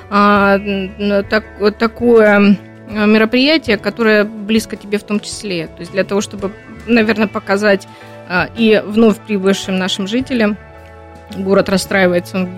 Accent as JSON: {"language": "Russian", "town": "Labinsk", "region": "Krasnodar Krai", "country": "Russia", "said": "Да, я из Лабинского района, из э, Лабинска и да вообще Кубань."}